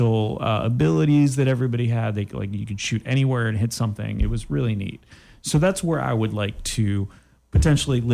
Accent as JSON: {"language": "English", "country": "Canada", "said": "I am from Canada"}